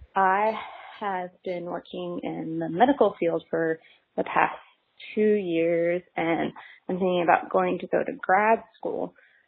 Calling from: Dallas, Texas, United States; I am from Dallas, Texas.

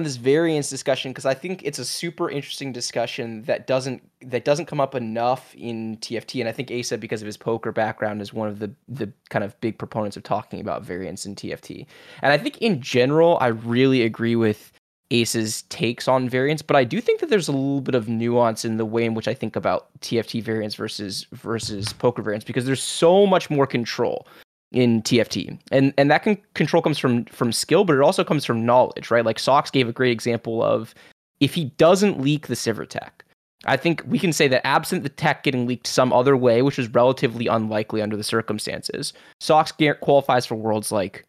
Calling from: Seattle, Washington, United States; I'm calling from Seattle.

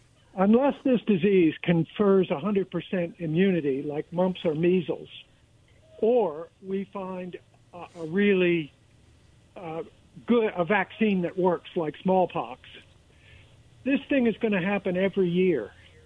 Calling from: Pasco, United States; Yeah, this is … calling from Pasco.

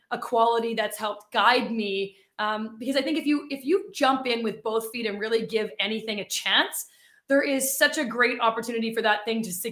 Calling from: Winnipeg, Manitoba, Canada; Yeah, I am in Winnipeg, Manitoba. So, right in the middle of Canada.

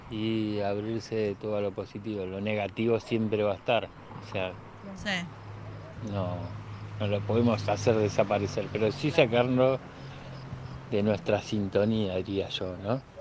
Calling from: Mendoza, Argentina; de Mendoza.

